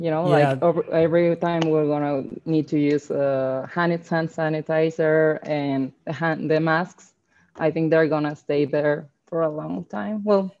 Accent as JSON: {"language": "English", "town": "Guadalajara", "region": "Jalisco", "country": "Mexico", "first_language": "Spanish", "second_language": "English", "said": "I'm from Guadalajara in Jalisco. You know, mariachi tequila is from here."}